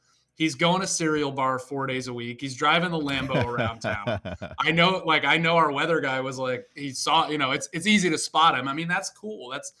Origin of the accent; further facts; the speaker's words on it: New England, United States; moved away; I grew up in New England